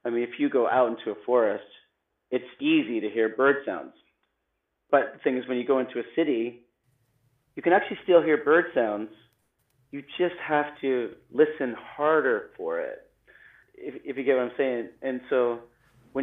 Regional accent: Canada; I grew up in Canada. I grew up in a small town, and I grew up on a lake.

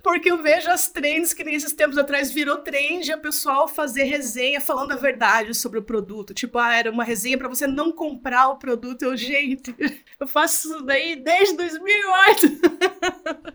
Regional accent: Curitiba, Paraná, Brazil; eu sou aqui de Curitiba mesmo

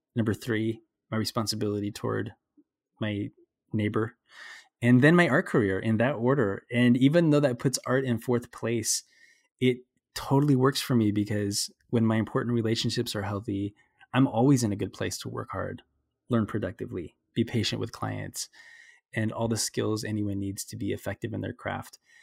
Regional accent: Burbank, California, United States; I grew up in Burbank.

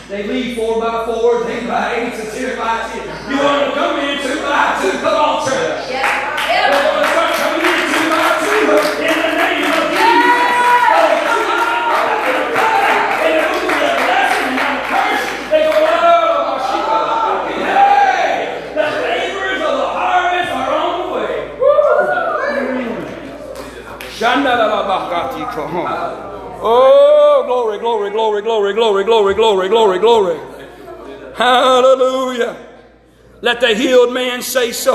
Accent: Coleman, Alabama, United States; I grew up in Alabama. Not Georgia, by the way. Coleman, Alabama.

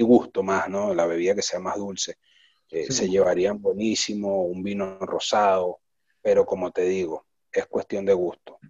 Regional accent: Venezuela; now in Buenos Aires, Argentina; yo soy un venezolano haciendo un producto casi argentino acá en Buenos Aires

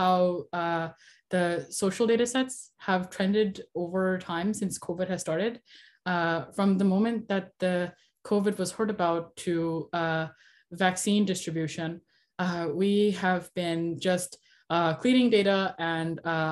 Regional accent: Long Island, New York, United States; also born or lived in India; I grew up on Long Island, New York, for most of my life, and I'm still here

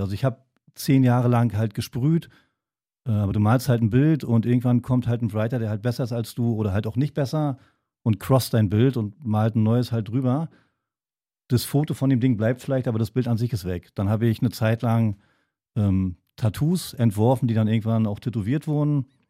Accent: Wolgast, Mecklenburg-Vorpommern, Germany; also born or lived in Potsdam; now in Berlin, Germany; eigentlich komme ich äh, aus Wolgast, einer kleinen Stadt oben an der Ostsee

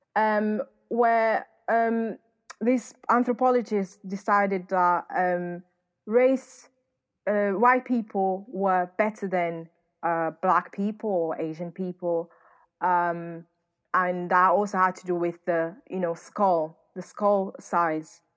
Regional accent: Northern Portugal, Portugal; also born or lived in London / Manchester; now in United Kingdom; I grew up in northern part of Portugal, which is a very, very white area

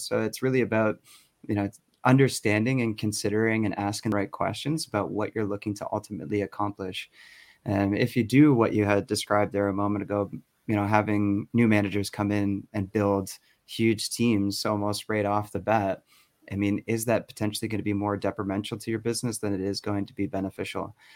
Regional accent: Toronto, Ontario, Canada; accent: North American; moved away as an adult; also born or lived in Berlin, Germany; now in Stockholm, Sweden; originally from Canada. So that's why you may not hear a Swedish accent coming from me

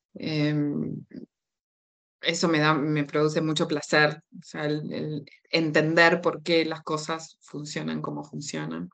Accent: Uruguay; accent: Uruguayan; moved away as an adult; also born or lived in Buenos Aires, Argentina; now in Tenerife, Spain; crecí en Uruguay, me fui, eh, mi familia se fue cuando yo tenía dos años y medio, así que eh, me crié en Uruguay

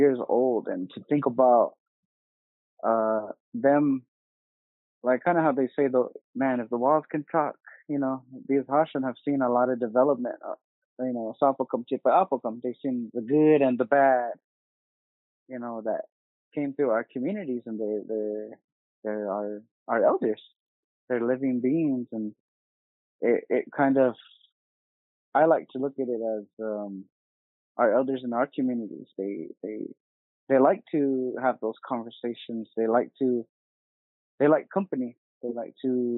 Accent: Vaaki, Gila River Indian Community, Arizona, United States; I'm from here from Vaaki, here in the Gila River Indian community

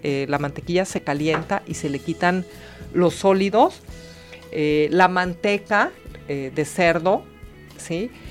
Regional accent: Mexico; nuestra cocina mexicana

